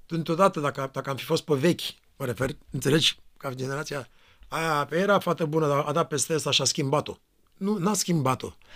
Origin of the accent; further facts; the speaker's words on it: Romania; moved away; Eu venim din România